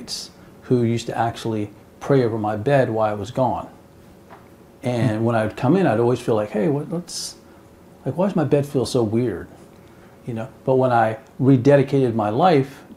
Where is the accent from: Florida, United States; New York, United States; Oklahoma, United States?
Florida, United States; West Palm Beach; I was born and raised in West Palm Beach, Florida